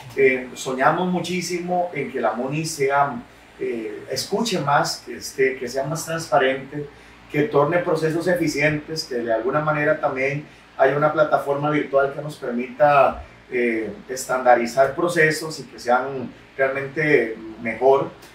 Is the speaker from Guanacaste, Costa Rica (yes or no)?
yes; Nicoya, Guanacaste, Costa Rica; yo soy nicoyano, tengo 36 años, nací aquí en Nicoya